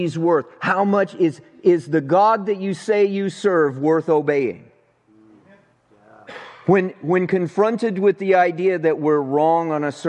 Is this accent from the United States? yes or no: yes; Avondale, United States; It was here in this town. And I grew up right here in Avondale.